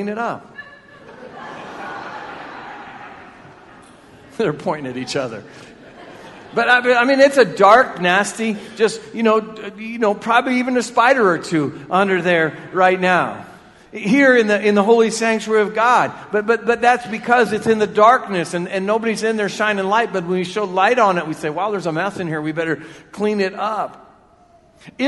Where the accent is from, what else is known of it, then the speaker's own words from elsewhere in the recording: Marion, United States; I'm a guy from Marion. Came back to be the pastor here at this church. And when I was younger, Thomas Park was where it is now. And I lived in South Marion